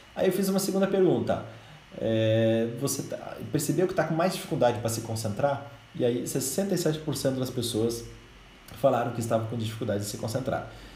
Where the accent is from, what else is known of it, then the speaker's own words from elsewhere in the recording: Brazil; nós como brasileiros